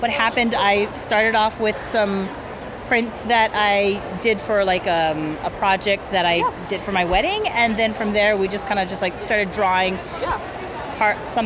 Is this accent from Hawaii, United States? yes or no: yes; Maui, Hawaii, United States; I'm from Maui, so I've always been in the water.